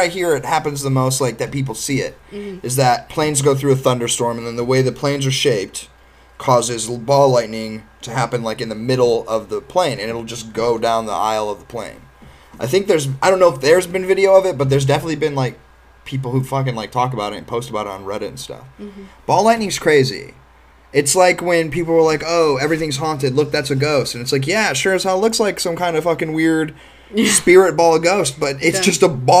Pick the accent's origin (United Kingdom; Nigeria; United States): United States; Northeast Ohio; we're from Northeast Ohio.